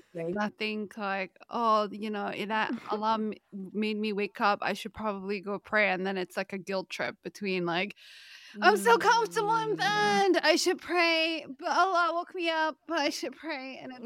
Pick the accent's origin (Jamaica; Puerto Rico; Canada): Canada; Maybe because, you know, we're both from Canada